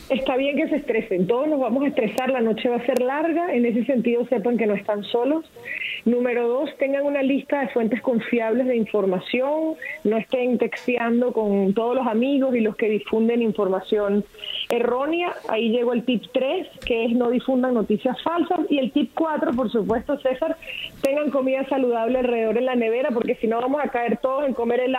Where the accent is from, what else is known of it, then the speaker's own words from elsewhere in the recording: Venezuela; now in United States; como venezolana, el contraste de lo que es votar en nuestro país